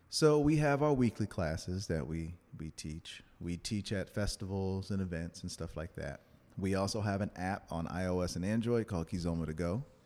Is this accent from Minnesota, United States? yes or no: no; New Orleans, Louisiana, United States; I was born in New Orleans. My family's from Louisiana